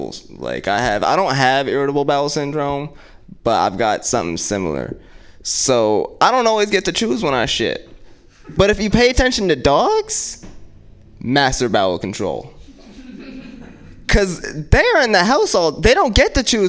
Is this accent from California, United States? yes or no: yes; Oakland, California, United States; my parents are from Jersey, but I grew up in West Oakland